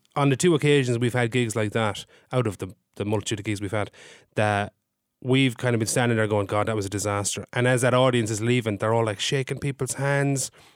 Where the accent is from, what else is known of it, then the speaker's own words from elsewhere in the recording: County Limerick, Munster, Ireland; I am from Limerick.